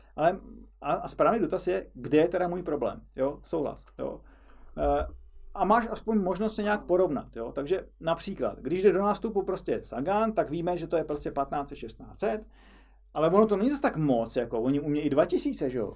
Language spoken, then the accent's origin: Czech; Czechia; My to u nás v Čechách máme o něco snažší